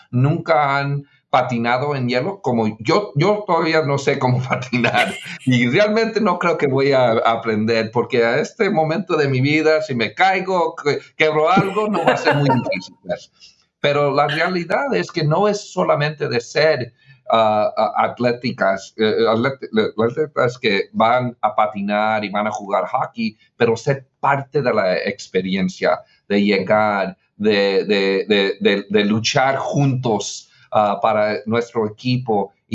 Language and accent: Spanish; Mexico; now in United States; porque yo soy latino, porque yo soy mexicano